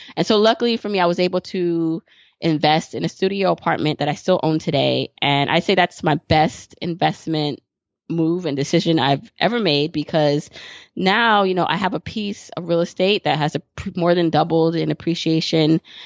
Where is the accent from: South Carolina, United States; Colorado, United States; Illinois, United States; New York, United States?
New York, United States; New York City; I live in New York City and I grew up in Brooklyn